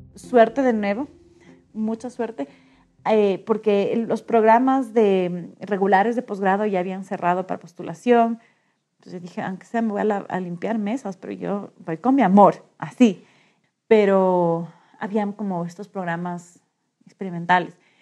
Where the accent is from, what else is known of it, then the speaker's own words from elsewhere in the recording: Quito, Pichincha, Ecuador; tengo 37 años y soy de Quito.